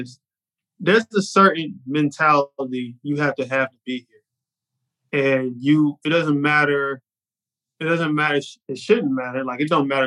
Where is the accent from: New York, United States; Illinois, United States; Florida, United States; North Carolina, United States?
North Carolina, United States; Charlotte; I'm in Miami and I'm from Charlotte.